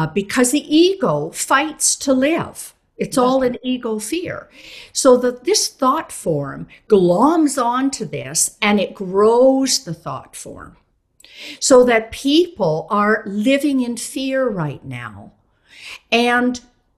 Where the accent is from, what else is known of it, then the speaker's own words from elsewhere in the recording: Canada; I'm actually Canadian, but I work a lot in Europe